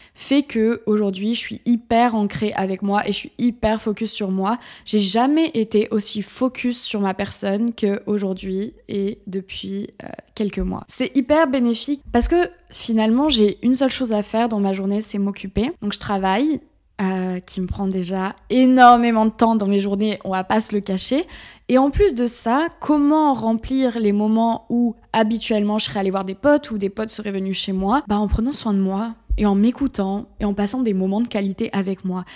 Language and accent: French; south-west France, France; moved away as an adult; also born or lived in Paris; j'ai pris une décision et c'est de revenir dans le sud-ouest